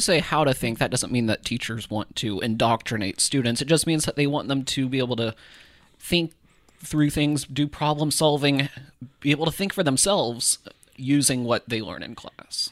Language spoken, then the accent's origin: English; Iowa, United States; growing up in Iowa, there were, I had classmates who lived in Humboldt